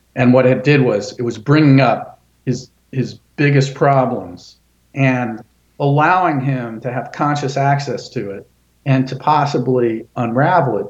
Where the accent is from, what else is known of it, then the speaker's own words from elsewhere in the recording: Sarasota, Florida, United States; also born or lived in Gainesville, Florida; I grew up in Sarasota.